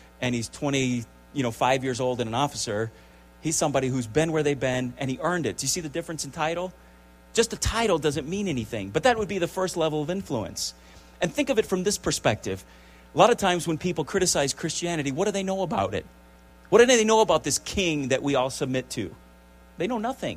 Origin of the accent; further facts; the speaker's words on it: United States; as Americans